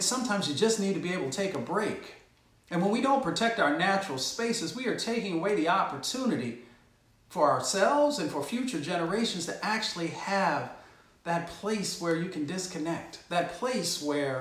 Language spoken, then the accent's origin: English; Appalachia, United States; also born or lived in Michigan; I grew up in Appalachia and a little bit in Michigan